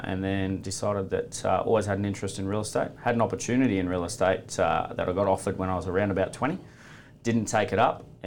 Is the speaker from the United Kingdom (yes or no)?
no; Kilcare, New South Wales, Australia; born and bred in Kilcare on the Central Coast in New South Wales. Grew up around the beach